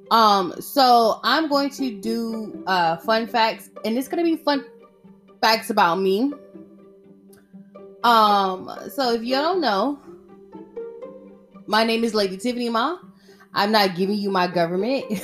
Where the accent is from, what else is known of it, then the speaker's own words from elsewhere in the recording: Atlanta, Georgia, United States; far as you're concerned, I am from Atlanta, Georgia.